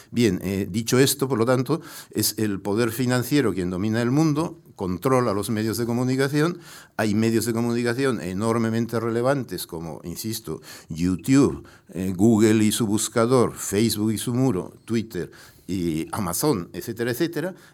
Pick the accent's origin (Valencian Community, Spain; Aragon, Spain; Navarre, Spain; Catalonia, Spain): Navarre, Spain; Pamplona; born there; also born or lived in Mexico; porque mi madre me trajo a nacer específica y voluntariamente a Pamplona.